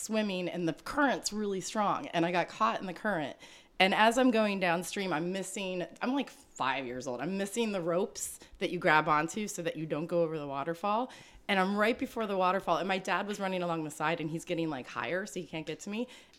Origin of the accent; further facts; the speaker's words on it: Appalachian Mountains, Pennsylvania, United States; I was born up in the Appalachian Mountains in Pennsylvania.